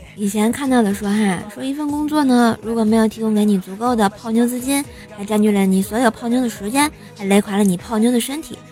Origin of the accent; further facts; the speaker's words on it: Tianjin, China; 我们天津就特别热